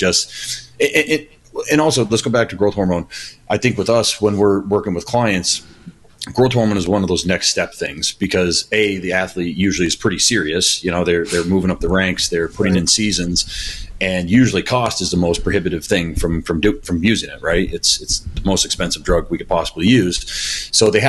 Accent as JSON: {"language": "English", "country": "United States", "said": "being an American"}